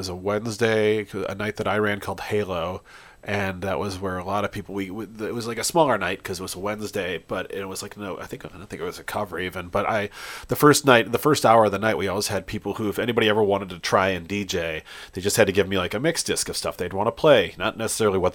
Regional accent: New Jersey, United States; now in Madison, United States; I grew up in New Jersey

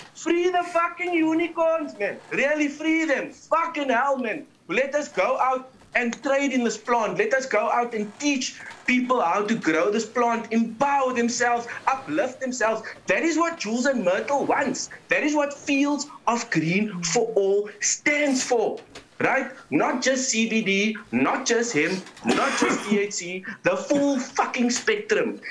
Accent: South Africa

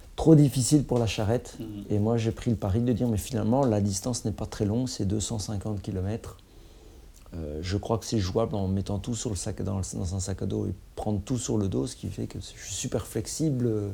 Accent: Mouscron, Wallonia, Belgium; je viens de Moucron

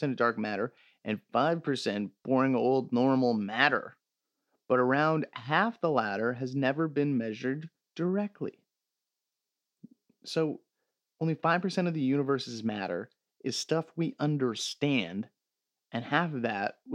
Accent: Canada; as a Canadian

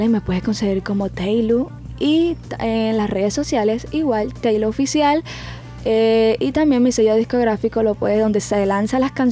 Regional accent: Barranquilla, Atlántico, Colombia; En Kia quiero empezar todo eso de que pegarme los temas aquí, porque pues mi tierra y todo. Yo confío mucho en Barranquilla, aquí hay muchísimo talento

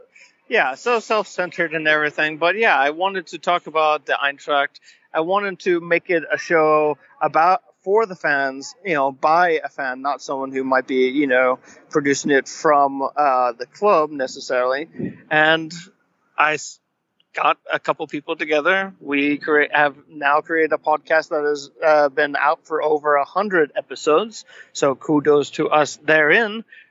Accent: United States; I am American after all.

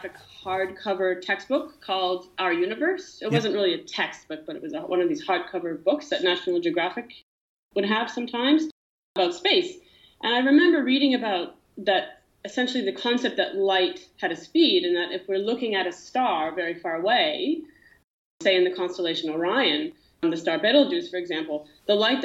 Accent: Ottawa, Ontario, Canada; I am actually from Ottawa in Canada. That's where I grew up

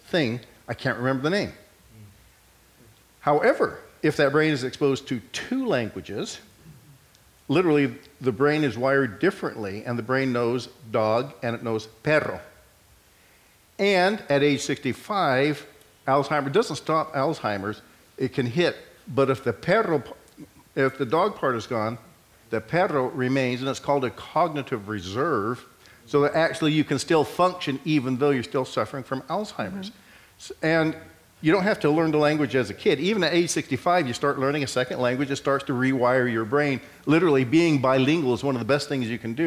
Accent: California, United States; I was born here in California. My parents were told, don't teach them Spanish

